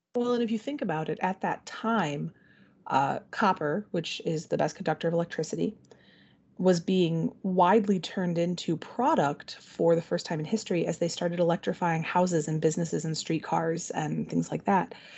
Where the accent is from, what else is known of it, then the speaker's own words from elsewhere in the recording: Benton Harbor, Michigan, United States; also born or lived in Wisconsin; I grew up in the Benton Harbor area